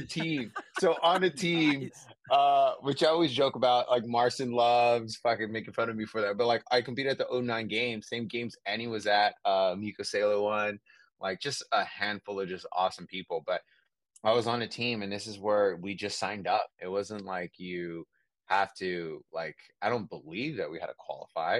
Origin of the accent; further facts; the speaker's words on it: San Francisco, California, United States; I'm from San Francisco, Bay Area